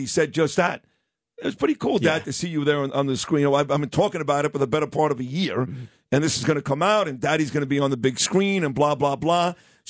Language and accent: English; Brooklyn, New York, United States; I grew up in Canarsie. All my friends went to that place.